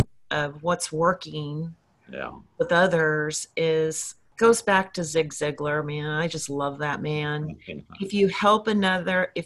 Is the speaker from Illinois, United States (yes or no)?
no; Los Angeles, California, United States; we're both from Los Angeles